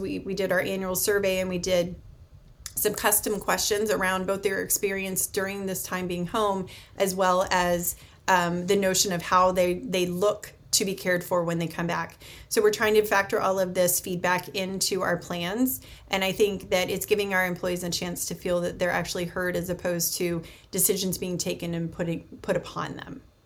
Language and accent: English; United States; as an American